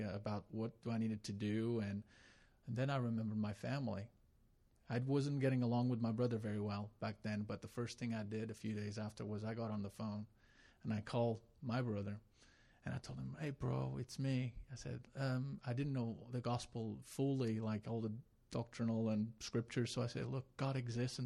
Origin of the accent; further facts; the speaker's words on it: Madeira, Portugal; moved away; I was from Madeira